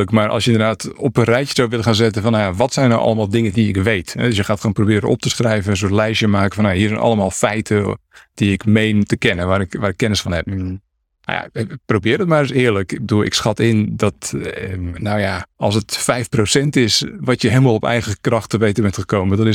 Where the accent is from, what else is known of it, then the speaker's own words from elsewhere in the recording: Netherlands; ik kan fietsen, ik ben een Hollandse jongen. Dus eh, ik fiets al vanaf dat ik, eh, weet ik veel, twee of drie was.